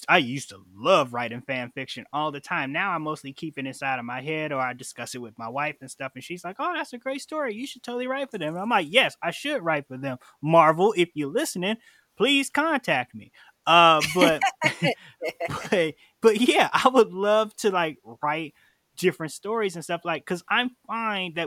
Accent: Chicago, Illinois, United States; I'm from Chicago, Illinois

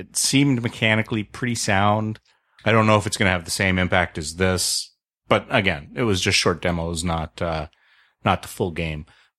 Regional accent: Canada; And I'm the Canadian.

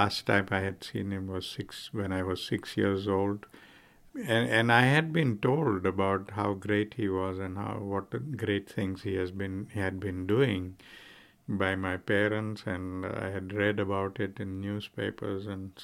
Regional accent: South Africa; now in Rochester, United States; the time I grew up in South Africa, it was the late 30s, early 40s

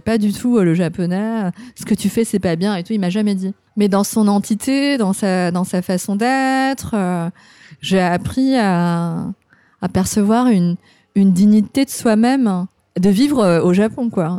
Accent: France; moved away as an adult; also born or lived in Vietnam; now in Japan; je suis française, hein, je suis, je suis, je suis née au Vietnam, j'étais adoptée

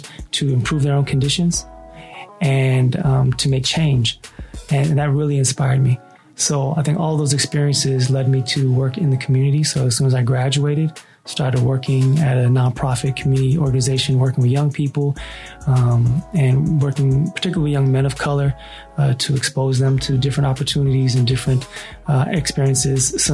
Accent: San Francisco, California, United States; also born or lived in Oakland; I was born and raised in San Francisco

